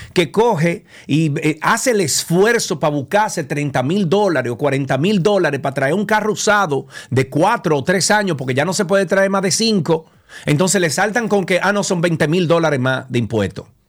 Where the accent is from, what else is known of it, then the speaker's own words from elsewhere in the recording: Dominican Republic; moved away; also born or lived in Atlanta, United States; soy ciudadano dominicano y estoy regresando a mi país